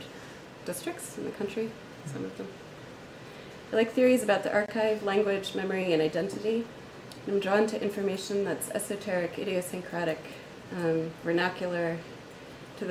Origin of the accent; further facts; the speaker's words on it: Philadelphia, Pennsylvania, United States; now in Chicago, United States; I'm from Philadelphia, but I live in Chicago